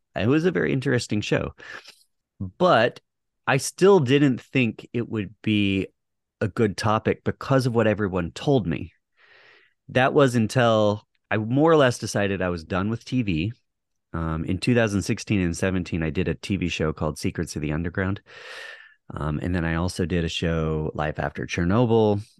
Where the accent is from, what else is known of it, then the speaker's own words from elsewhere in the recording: Texas, United States; moved away; also born or lived in Hawaii / Montana; I grew up in Texas